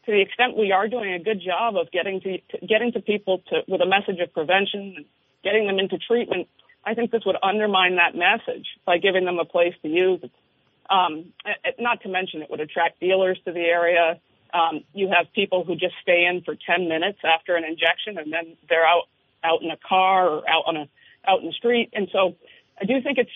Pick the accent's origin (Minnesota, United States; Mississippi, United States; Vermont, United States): Vermont, United States; I'm born and raised in Vermont